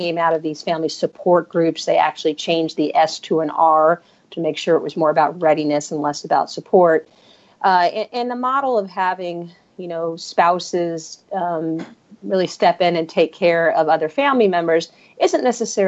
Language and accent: English; New York, United States; moved away as an adult; also born or lived in Berkeley, California / Lawton, Oklahoma; I grew up in New York, and I went to school at Berkeley